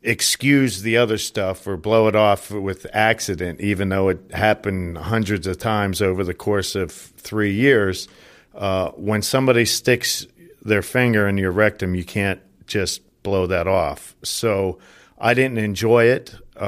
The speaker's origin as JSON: {"language": "English", "town": "Johnstown", "region": "Pennsylvania", "country": "United States", "tie": "born or raised there", "said": "I grew up in Johnstown, Pennsylvania, about an hour outside of Pittsburgh. I'm one of nine children to a very Irish Catholic blue-collar family."}